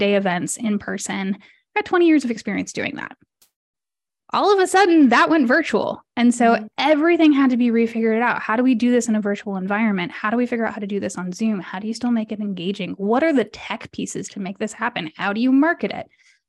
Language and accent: English; Mexico City, Mexico; also born or lived in London; I'm a third culture kid. I was born in London, grew up in Mexico City.